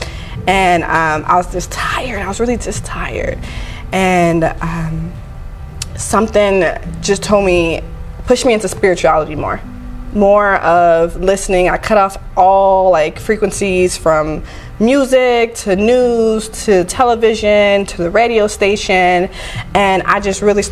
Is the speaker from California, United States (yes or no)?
yes; California, United States; moved away as an adult; now in Las Vegas, United States; Yeah, I've been here, born and raised.